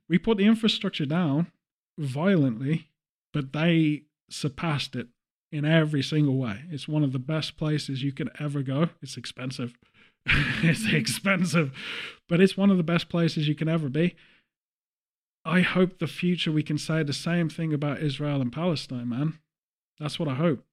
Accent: England, United Kingdom; as an English person

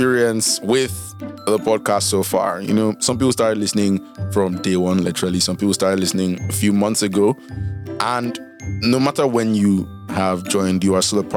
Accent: Nigeria; as a Nigerian

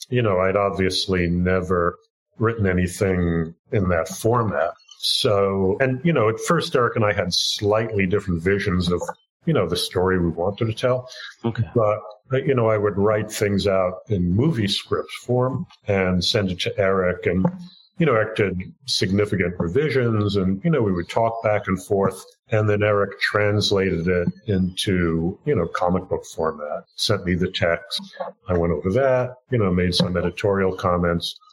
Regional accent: New York City, New York, United States; growing up in the Bronx in New York

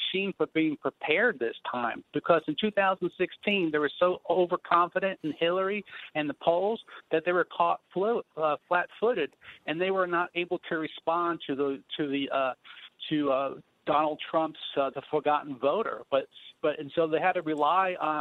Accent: Florida, United States; I'm from Florida

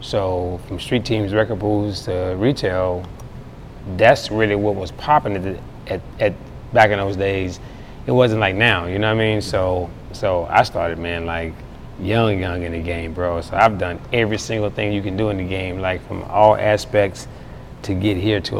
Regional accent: Charlotte, North Carolina, United States; You know, Charlotte's an amazing place. You know, when I was younger, I think it was probably a little bit too slow for me because I've always had a fast mentality.

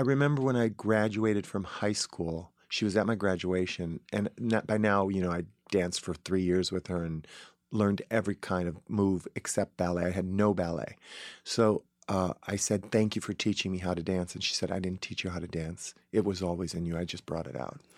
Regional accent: Paw Paw, Michigan, United States; moved away; we grew up in the Misaraka subdivision, which was behind the winery

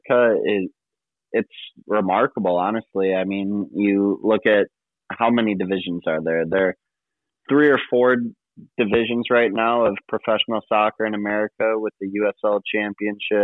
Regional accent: Streamwood, Illinois, United States; I'm from Streamwood, Illinois

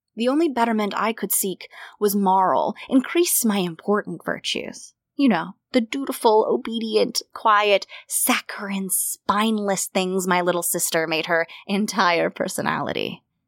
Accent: United States; I would consider myself to, to be living still in as an American educated woman

